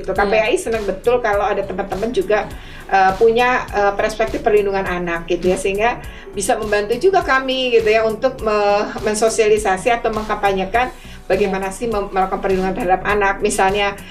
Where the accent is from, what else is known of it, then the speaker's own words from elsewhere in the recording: Java, Indonesia; ketika saya orang Jawa mendengar, ya saya merasa itu aneh gitu.